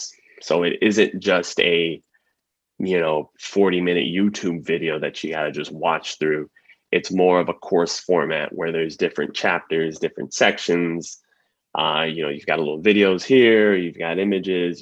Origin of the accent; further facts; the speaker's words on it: San Antonio, Texas, United States; now in San Diego, United States; Originally, I'm from Texas, from San Antonio